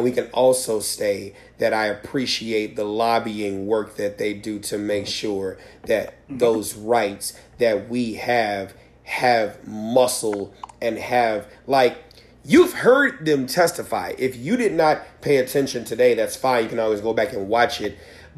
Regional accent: Michigan, United States; Yeah, no, we're from

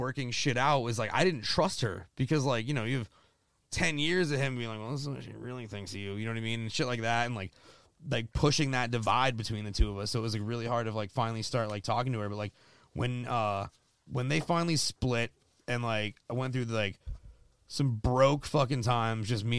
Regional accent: Seminole, Florida, United States; I'm from Seminole

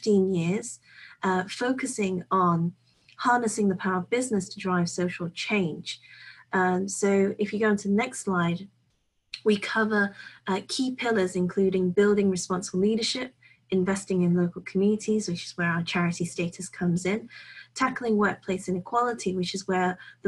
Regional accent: United Kingdom; now in Hong Kong; You can hear that I am from the UK, or some people may think I'm from Australia.

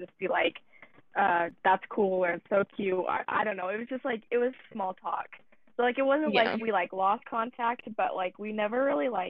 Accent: Utah, United States; I'm from Utah

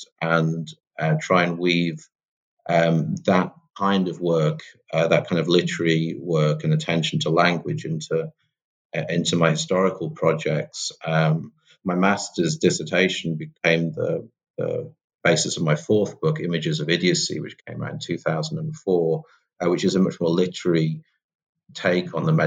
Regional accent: United Kingdom; accent: British; also born or lived in Seattle, United States; You'll recognize from my voice that I'm British. Was educated in the Midlands in the UK. I spent some of my childhood in Seattle

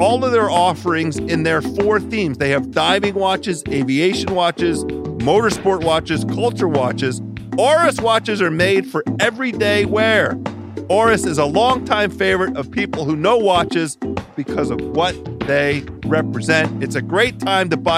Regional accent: Washington, District of Columbia, United States; my hometown, Washington, D.C.

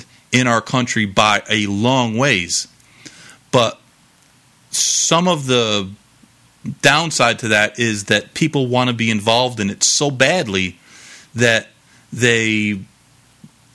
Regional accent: New York, United States; now in South Florida, United States; growing up in New York

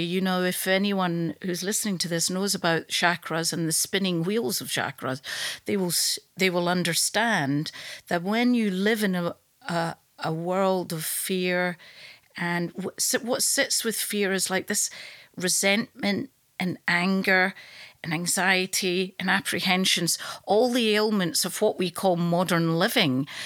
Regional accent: Glasgow, Scotland, United Kingdom; now in London, United Kingdom; I live in London, but I'm from Glasgow

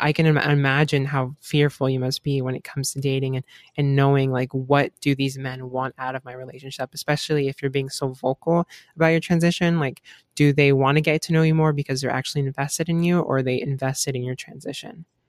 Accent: Gainesville, Florida, United States; I'm from Gainesville, Florida. I live, and I've been living in Florida for almost my entire life

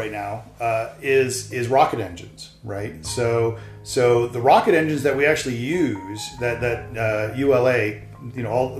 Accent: Ann Arbor, Michigan, United States; So my background, I come from Ann Arbor, which is in Michigan.

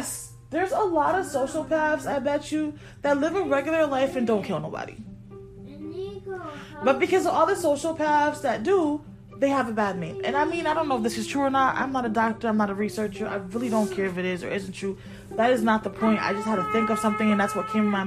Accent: Connecticut, United States; moved away; I'm originally from Connecticut.

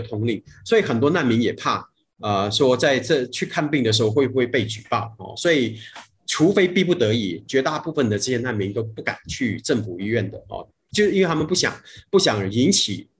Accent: Malaysia; 就像我们马来西亚人到别的国家

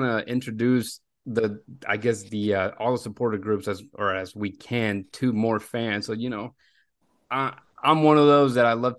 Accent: Tamaulipas, Mexico; also born or lived in Mexico City; now in Houston, United States; And I was born in Mexico City, but we moved to Tamaulipas before making the jump to Houston. And I've been here ever since.

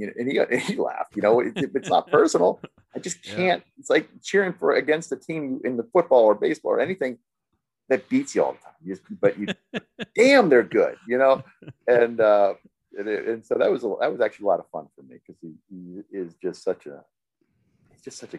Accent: State College, Pennsylvania, United States; moved away; also born or lived in North Carolina; I grew up in State College, Pennsylvania. My dad was a coach at Penn State.

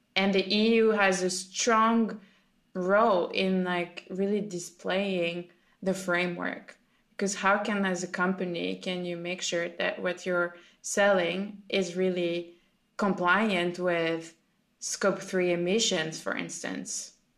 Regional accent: France; I'm from France

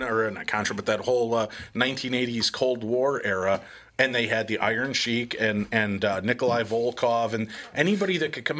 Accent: near Chicago, Illinois, United States; I grew up near Chicago

